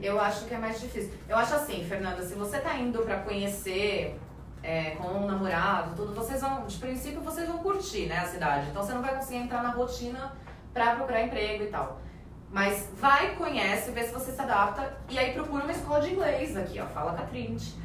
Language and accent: Portuguese; Brazil; moved away as an adult; now in Ireland; somos brasileiros